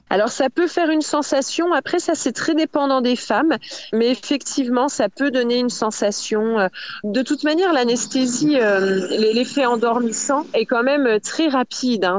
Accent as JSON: {"language": "French", "country": "France", "said": "chez nous en France"}